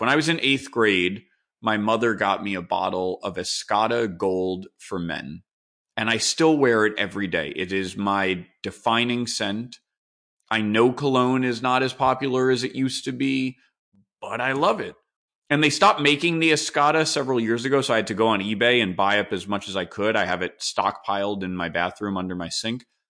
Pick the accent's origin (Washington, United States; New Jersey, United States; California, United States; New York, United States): New York, United States; New York City; I live in New York City. I've lived here my entire life, I guess, other than when I went away for school. But when I grew up in New York in the nineteen eighties